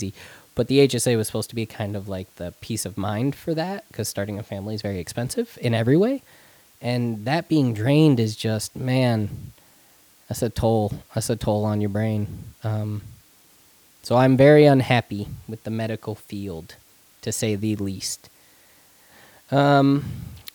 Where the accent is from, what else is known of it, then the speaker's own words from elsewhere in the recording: Spencer, New York, United States; moved away; the one that lives in Spencer in my hometown where my family is